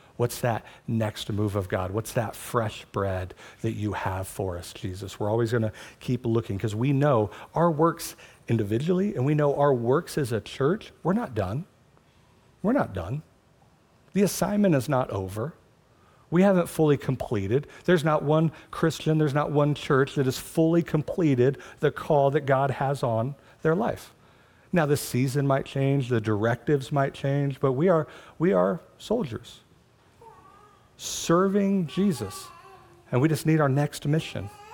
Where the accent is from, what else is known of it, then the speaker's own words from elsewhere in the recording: United States; my citizenship as an American